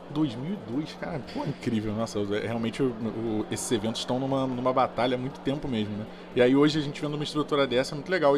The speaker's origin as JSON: {"language": "Portuguese", "region": "Rio de Janeiro", "country": "Brazil", "said": "Eu sou do Rio"}